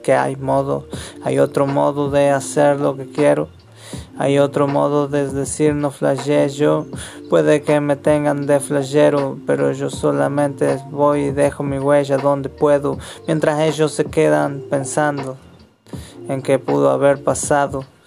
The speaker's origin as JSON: {"language": "Spanish", "region": "Chaco", "country": "Argentina", "said": "soy chaqueño, argentino"}